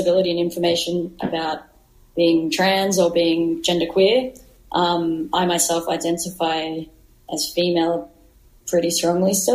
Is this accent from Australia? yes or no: yes; Australia; growing up in Australia and having my younger queer years in Australia